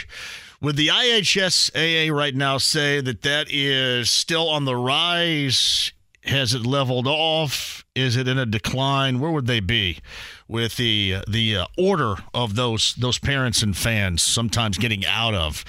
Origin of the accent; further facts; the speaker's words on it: Greene County, Indiana, United States; growing up in Greene County